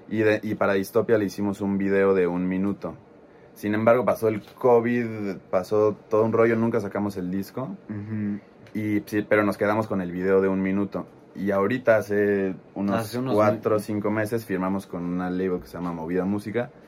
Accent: Guadalajara, Jalisco, Mexico; yo soy de Guadalajara. Pues como somos de México, nos hicimos amigos.

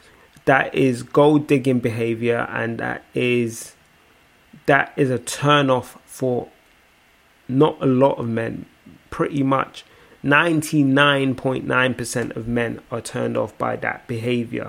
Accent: Nigeria; as a Nigerian

